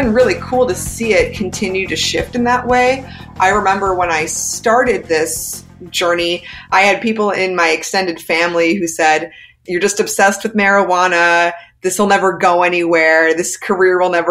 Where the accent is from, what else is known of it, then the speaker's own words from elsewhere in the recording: United States; I'm an American